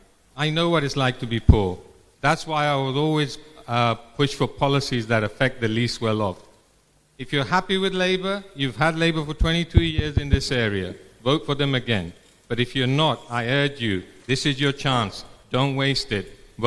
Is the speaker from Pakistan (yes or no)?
yes; Mirpur, Azad Kashmir, Pakistan; now in Luton, United Kingdom; I'm from Mirpur Azad, Kashmir.